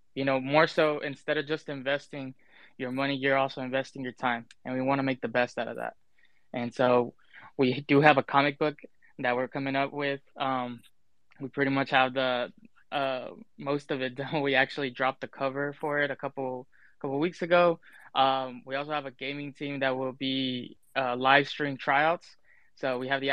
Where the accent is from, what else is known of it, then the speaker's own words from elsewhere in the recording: Dallas, Texas, United States; I'm from Dallas, Texas